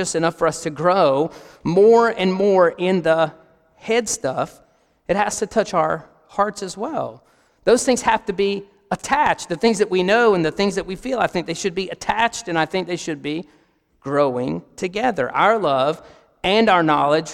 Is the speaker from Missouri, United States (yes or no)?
no; Barren County, Kentucky, United States; moved away as an adult; we're from Barron County, Kentucky